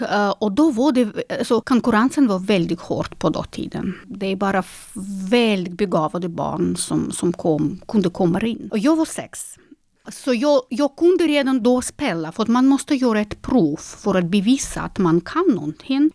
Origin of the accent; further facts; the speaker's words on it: Minsk, Belarus; Swedish is a second language; now in Sweden; Jag är ju född 1982 eh, och då är jag född i Minsk